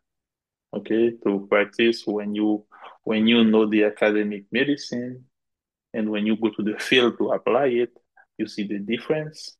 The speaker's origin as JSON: {"language": "English", "town": "Gonaïves", "region": "Artibonite", "country": "Haiti", "tie": "born or raised there", "moved": "yes", "said": "I am from Gonaive."}